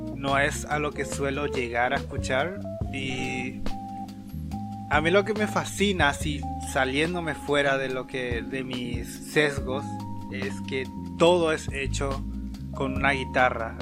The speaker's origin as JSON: {"language": "Spanish", "country": "Paraguay", "said": "los paraguayos no escucharíamos esta canción en fiestas"}